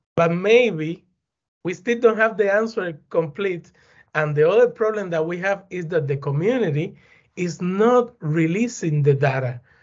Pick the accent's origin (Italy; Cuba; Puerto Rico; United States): Cuba; Güines, Mayabeque; English is a second language; moved away; also born or lived in Havana; I'm from Cuba. Eh, I was born in a small town close to Havana City. The name is Guinness